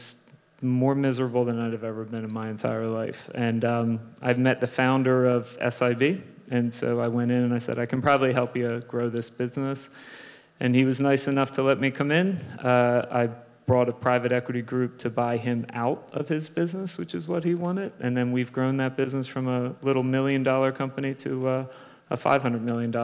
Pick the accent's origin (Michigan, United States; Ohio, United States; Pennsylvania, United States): Pennsylvania, United States; Philadelphia; moved away as an adult; I grew up in Philadelphia